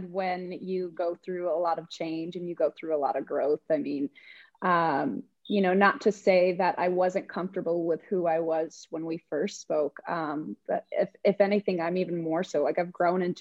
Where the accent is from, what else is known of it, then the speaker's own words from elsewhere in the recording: New Mexico, United States; moved away as an adult; now in Austin, United States; I grew up in New Mexico, so there was a certain way of how things went and operated, and I was surrounded by family